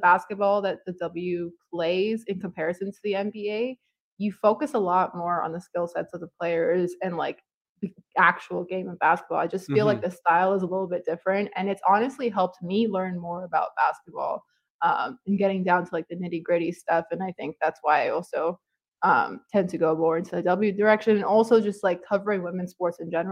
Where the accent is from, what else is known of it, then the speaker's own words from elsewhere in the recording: Toronto, Ontario, Canada; I'm originally like, you know, like we're like from Toronto